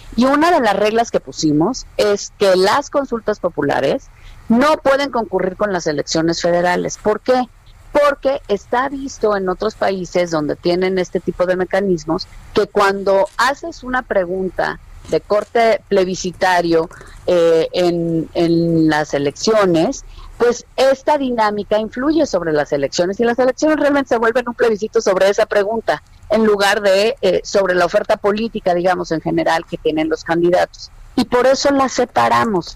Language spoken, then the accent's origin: Spanish; Mexico; como mexicana